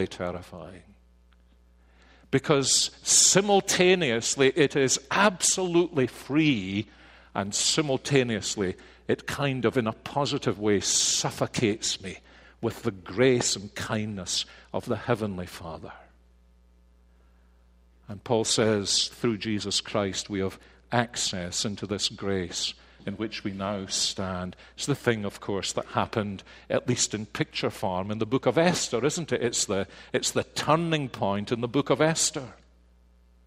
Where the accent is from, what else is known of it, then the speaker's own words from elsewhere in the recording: Scotland, United Kingdom; being Scottish